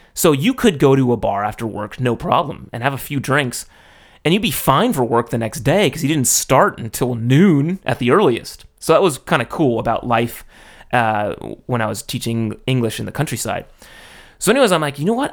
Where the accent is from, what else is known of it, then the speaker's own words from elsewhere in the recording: United States; moved away as an adult; now in Japan; I'm American